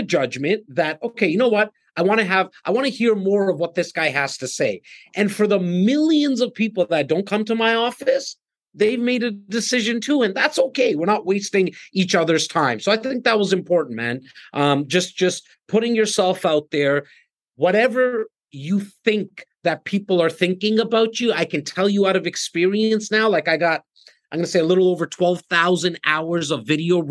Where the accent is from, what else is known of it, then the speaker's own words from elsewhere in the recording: Toronto, Ontario, Canada; I came from a rough place, the north part, the most northern part in Toronto, in an area called Rexdale